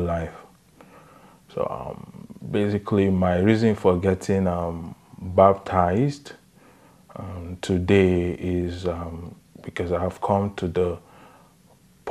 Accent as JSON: {"language": "English", "country": "Nigeria", "tie": "born or raised there", "moved": "as an adult", "lives_now": "Canada", "said": "I'm originally from Nigeria, and I was born into a Christian home. I've always been around the church environment. And then I grew up in Nigeria. I came to Canada for university"}